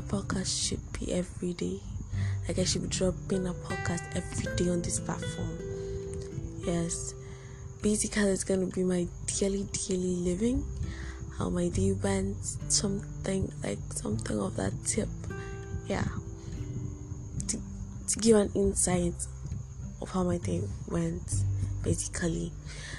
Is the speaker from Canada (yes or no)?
no; Nigeria; I'm a Nigerian and I'm a student of University of Calabar.